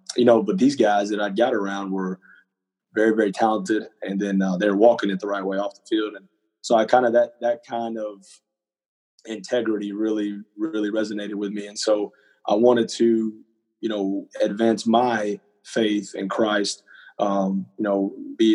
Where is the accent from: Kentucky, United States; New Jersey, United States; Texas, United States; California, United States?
Texas, United States; Hurst; also born or lived in Cleburne, Texas; I grew up in Fort Worth, Texas, specifically in Hearst, Texas, and then going into my junior year, my family and I, we moved down